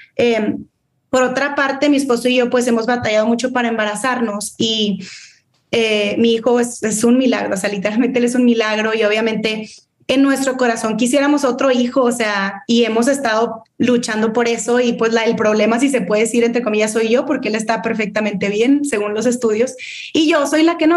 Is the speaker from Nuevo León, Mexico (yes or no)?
yes; Monterrey, Nuevo León, Mexico; Siempre he vivido aquí en Monterrey, excepto eh, un verano que estuve allá en, California